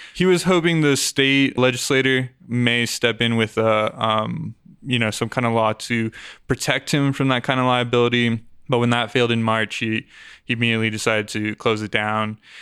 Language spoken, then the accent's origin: English; Aurora, Colorado, United States; I grew up on, in Aurora near Parker Peoria area